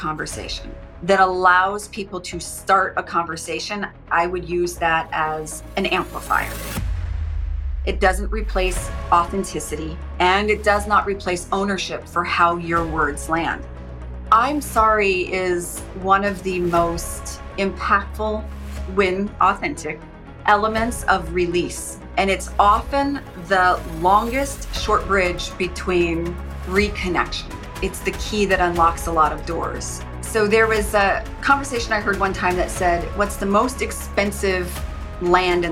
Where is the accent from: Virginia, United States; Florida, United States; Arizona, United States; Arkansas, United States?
Arizona, United States; Phoenix; now in West Coast, United States; I grew up in Phoenix